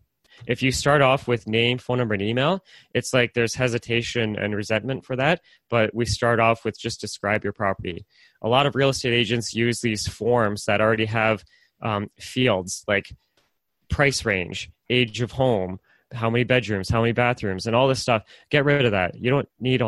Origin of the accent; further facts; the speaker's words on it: Oshawa, Ontario, Canada; I'm from Oshawa